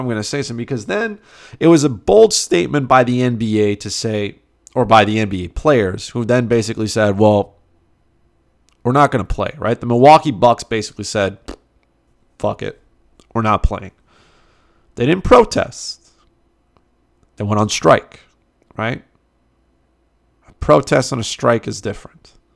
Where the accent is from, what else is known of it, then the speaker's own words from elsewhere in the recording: Canada; I'm Canadian